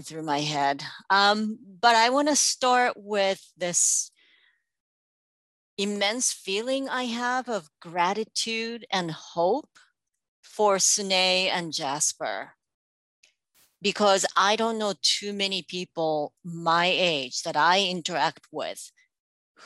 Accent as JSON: {"language": "English", "country": "India", "tie": "born or raised there", "moved": "yes", "lives_now": "United States", "said": "I was born here, I grew up in India, but I'm American."}